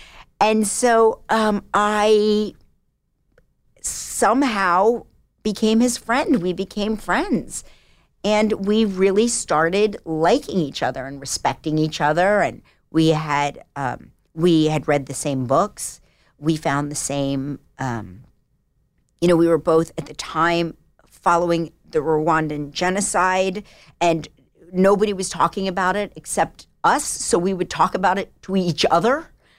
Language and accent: English; New Jersey, United States; I was from the South of Jersey.